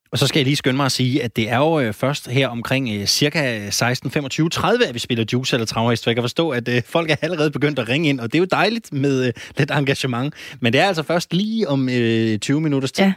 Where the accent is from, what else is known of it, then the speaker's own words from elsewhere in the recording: Randers, Central Denmark Region, Denmark; moved away; jeg er jo fra Randers